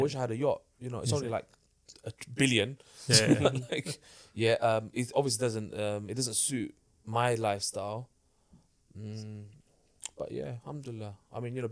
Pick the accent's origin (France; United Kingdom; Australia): United Kingdom; London; I grew up in Hackney, in a place where people rob you